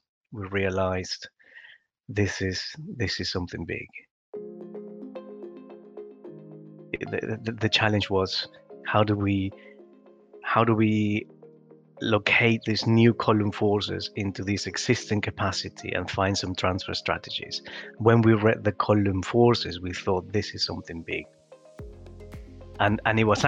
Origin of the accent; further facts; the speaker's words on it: Peru; now in United Kingdom; I was born in Peru, and I grew up in different construction sites